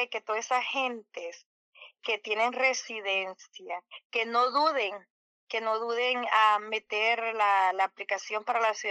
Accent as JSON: {"language": "Spanish", "country": "El Salvador", "moved": "yes", "lives_now": "United States", "said": "Bueno, ah, yo vengo de El Salvador y hace años uniré a este país. Ah, eh, Vine hace como 30 años."}